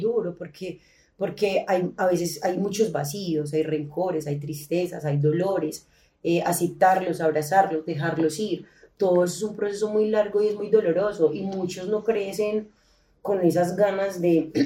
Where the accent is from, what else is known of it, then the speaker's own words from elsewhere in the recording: Colombia; nosotros nacimos en Colombia